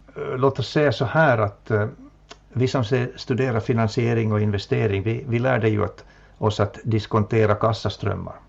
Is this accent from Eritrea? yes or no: no; Jakobstad, Ostrobothnia, Finland; also born or lived in Helsinki / Vaasa; min hemstad Jakobstad